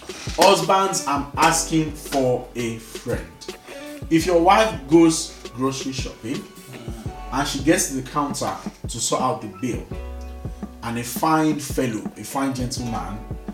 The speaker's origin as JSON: {"language": "English", "country": "Nigeria", "tie": "born or raised there", "said": "when I was much younger, growing up in Nigeria, I used to be so proud."}